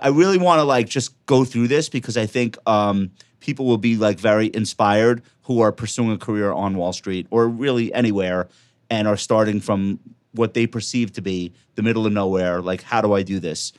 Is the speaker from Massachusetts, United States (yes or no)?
no; New York, United States; I'm a New Yorker